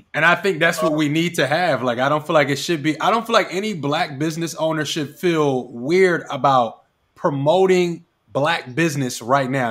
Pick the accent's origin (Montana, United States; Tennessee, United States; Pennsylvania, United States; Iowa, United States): Pennsylvania, United States; Philadelphia; I was born in Philly.